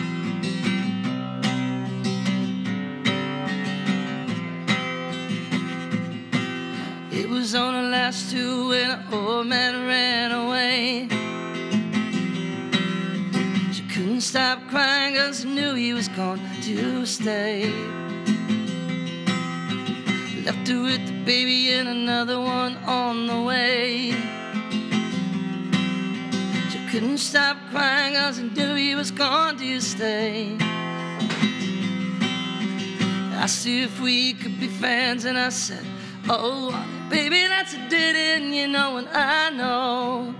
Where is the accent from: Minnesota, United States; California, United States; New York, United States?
Minnesota, United States; Minnetonka; also born or lived in Shakopee, Minnesota; I was born in Shakopee, Minnesota, but went to high school in Minnetonka.